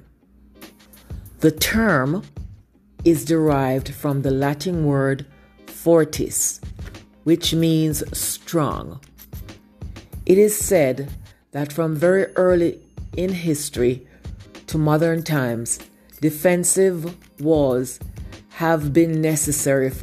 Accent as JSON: {"language": "English", "country": "Jamaica", "tie": "born or raised there", "said": "I learned in primary school growing up in Jamaica."}